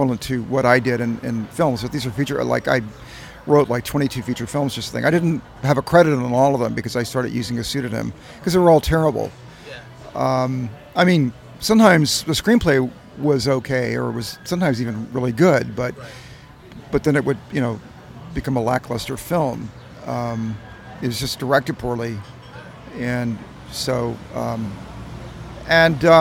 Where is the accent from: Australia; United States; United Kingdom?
United States; the South; moved away; I'm from the South originally